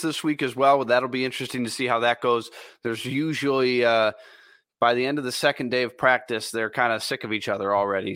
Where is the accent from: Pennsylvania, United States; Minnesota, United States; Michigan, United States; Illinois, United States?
Minnesota, United States; I grew up in Minnesota